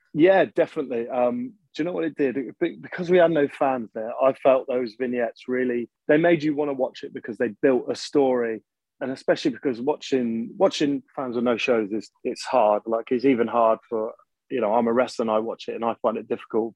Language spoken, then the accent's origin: English; Birmingham, West Midlands, United Kingdom; I'm actually from Birmingham